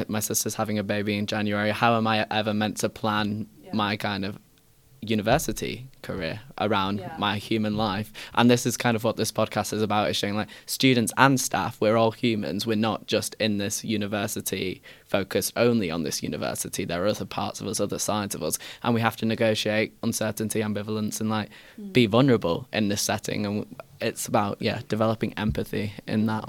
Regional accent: Manchester, North West England, United Kingdom; moved away as an adult; now in Bristol, United Kingdom; my like dialect and colloquialisms from like my hometown in Manchester

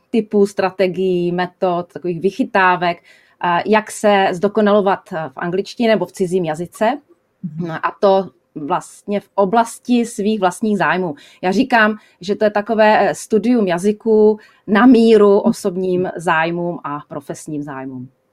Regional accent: Czechia; moved away as an adult; u nás

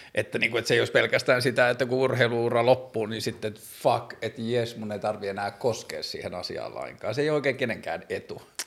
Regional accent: Tornio, Lapland, Finland; mä tulin pikkukaupungista Torniosta Pohjois-Suomesta

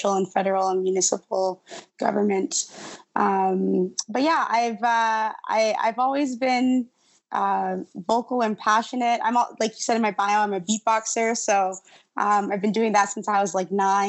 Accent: Winnipeg, Manitoba, Canada; I was born and raised in Winnipeg

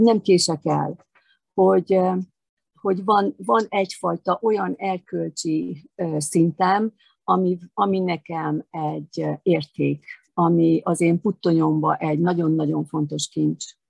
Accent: Eger, Heves, Hungary; moved away; also born or lived in Veszprém; én egri születésű vagyok

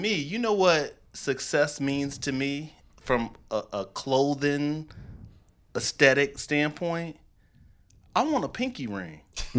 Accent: Chicago, Illinois, United States; moved away; also born or lived in New York; I'm from the South Side, lived in New York, traveled the world.

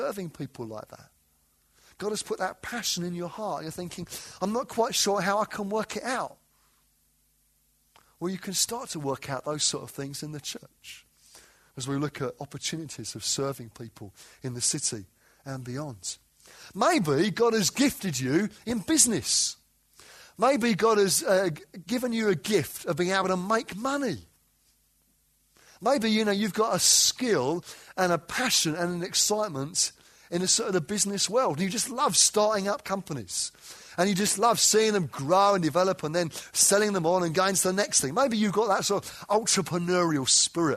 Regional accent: London, United Kingdom; moved away as an adult; now in Derby, United Kingdom; I didn't grow up in Derby. I grew up in southeast London, North Kent, if I want to sound posh. The reality is southeast London.

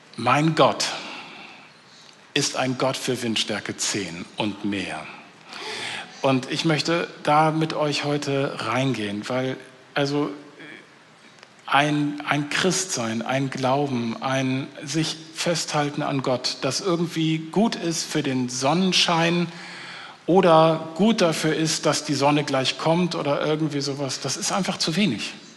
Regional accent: North Frisia, Schleswig-Holstein, Germany; Ich komme aus Nordfriesland, also ich komme von der dänischen Grenze.

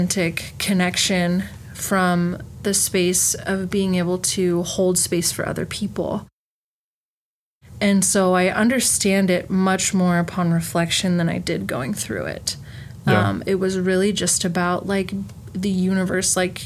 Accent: northeast Ohio, United States; moved away as an adult; also born or lived in Utah; now in Washington, United States; I grew up about 40 miles south of Cleveland, so northeast Ohio

